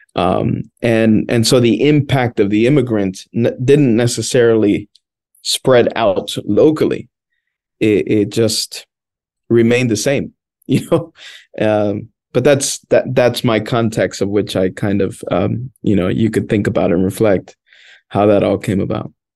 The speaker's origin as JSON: {"language": "English", "town": "Washington", "region": "District of Columbia", "country": "United States", "tie": "born or raised there", "first_language": "Spanish", "second_language": "English", "said": "I grew up in Washington, D.C., born and raised"}